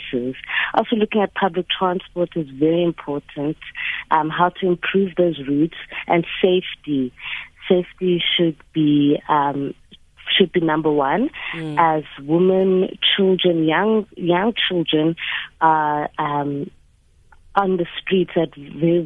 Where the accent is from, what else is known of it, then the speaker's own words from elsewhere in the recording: South Africa; being a South African woman